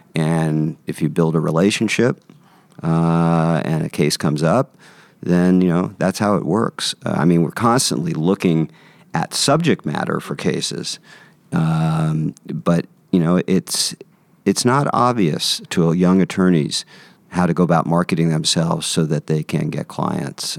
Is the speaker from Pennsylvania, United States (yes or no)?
no; San Francisco, California, United States; I grew up in San Francisco, San Francisco native